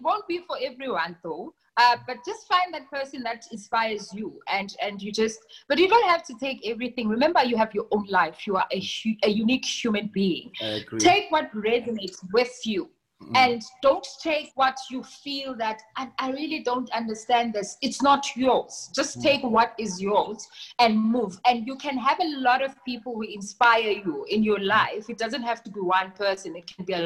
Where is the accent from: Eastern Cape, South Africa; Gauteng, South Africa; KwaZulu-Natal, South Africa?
Eastern Cape, South Africa; now in Johannesburg, South Africa; I come from the Eastern Cape, right? And since I've been in Joburg, I've been here since 2006.